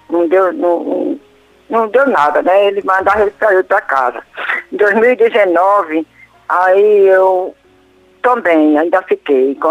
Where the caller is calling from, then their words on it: Natal, Rio Grande do Norte, Brazil; Eu sou do Rio Grande do Norte. Natal, Rio Grande do Norte.